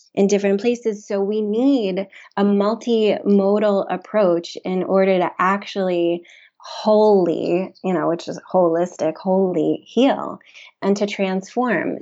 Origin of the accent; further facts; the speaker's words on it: Memphis, Tennessee, United States; moved away as an adult; also born or lived in New York; I grew up in Memphis, Tennessee, I moved to New York for college